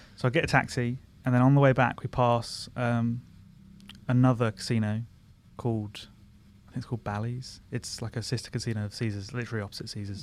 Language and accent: English; Surbiton, London, United Kingdom; I'm from Surbiton